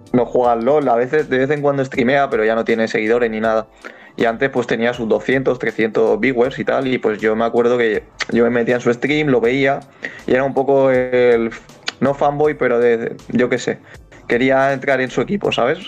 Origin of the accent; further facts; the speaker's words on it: Alicante, Valencian Community, Spain; soy de Alicante